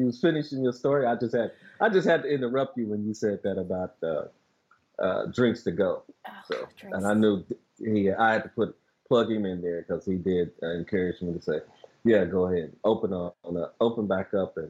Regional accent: Oklahoma, United States; now in Kansas City, United States; I'm actually from Oklahoma, but okay. I've been here since about 68, 69

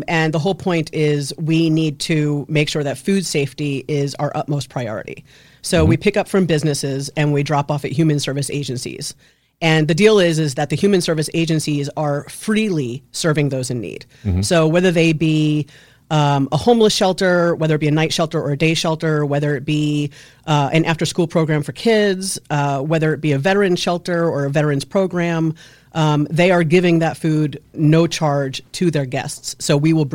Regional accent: Westchester, New York, United States; moved away; I'm from Westchester

